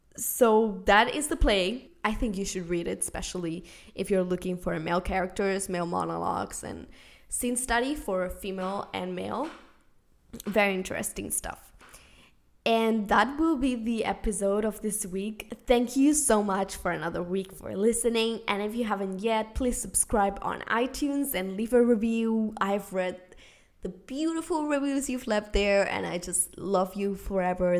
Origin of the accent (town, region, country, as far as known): Spain; first language Spanish and Catalan; English is a second language; moved away as an adult; also born or lived in New York City, United States; now in Los Angeles, United States